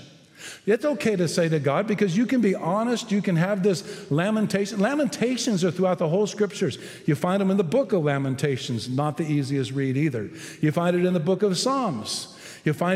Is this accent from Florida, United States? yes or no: no; Texas, United States; I'm a Texan